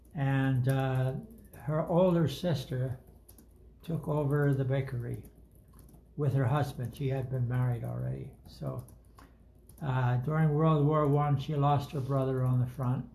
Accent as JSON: {"language": "English", "town": "New York City", "region": "New York", "country": "United States", "tie": "born or raised there", "first_language": "German", "second_language": "English", "said": "I grew up in New York City"}